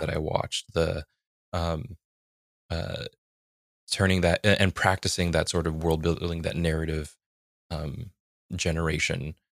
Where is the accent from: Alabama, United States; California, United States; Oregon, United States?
California, United States; a little bit south of San Francisco; I grew up in San Francisco